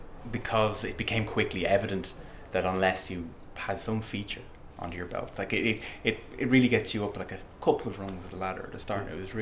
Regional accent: Dublin, Leinster, Ireland; Dublin, born and bred, Dublin.

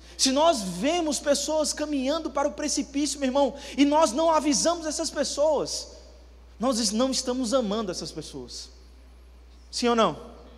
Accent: Campina Grande, Paraíba, Brazil; now in Campo Grande, Brazil; Eu sou natural de Campina Grande, mas moro há

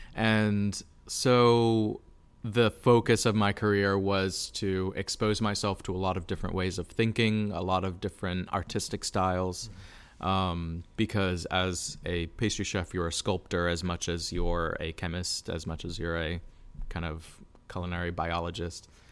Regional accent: Lakeland, Florida, United States; moved away as an adult; also born or lived in New York City; I was born and raised in Lakeland.

